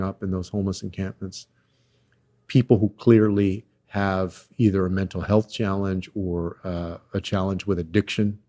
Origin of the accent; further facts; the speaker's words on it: Texas, United States; my home state of Texas